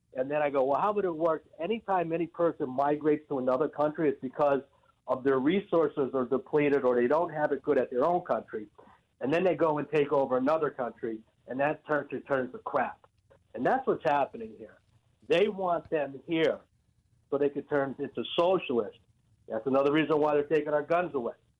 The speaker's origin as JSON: {"language": "English", "town": "Hackensack", "region": "New Jersey", "country": "United States", "also_born_or_lived": "northeastern Pennsylvania", "moved": "yes", "lives_now": "Pennsylvania, United States", "said": "I'm from Hackensack, Jersey"}